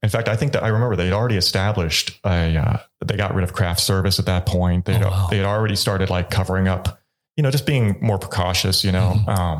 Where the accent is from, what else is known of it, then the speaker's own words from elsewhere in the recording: Kansas, United States; he knew I was from Kansas.